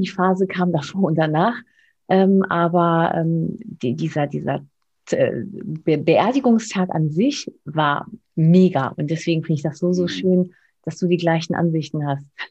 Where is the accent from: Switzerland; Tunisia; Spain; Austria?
Spain; now in Germany; ich als Spanierin